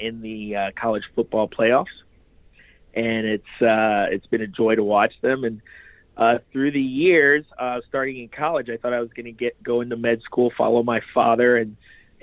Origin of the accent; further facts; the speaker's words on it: Lima, Ohio, United States; also born or lived in Haiti / New York; I was born in Haiti, came to the United States as a baby, pretty much. I was about seven months old. And from there, we made our way from New York to Lima, Ohio.